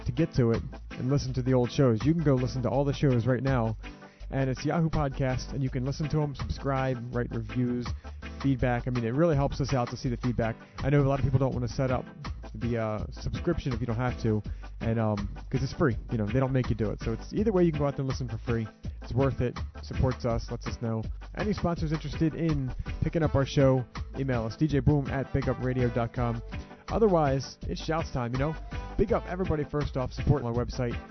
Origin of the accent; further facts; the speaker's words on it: Baltimore, Maryland, United States; it's Baltimore's regional, it's my hometown